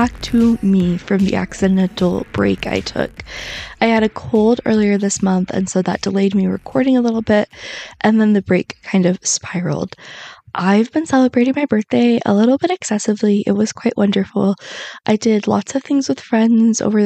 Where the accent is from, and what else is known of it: Salt Lake City, Utah, United States; born or raised there